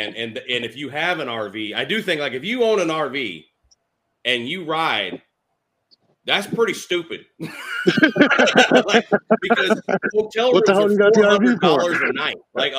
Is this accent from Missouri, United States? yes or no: yes; St. Louis, Missouri, United States; now in West Palm Beach, United States; St. Louis, my hometown